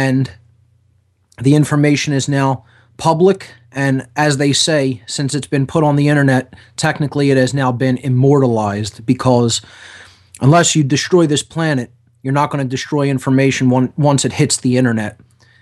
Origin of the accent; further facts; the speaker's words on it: Philadelphia, Pennsylvania, United States; right here in Philadelphia, my hometown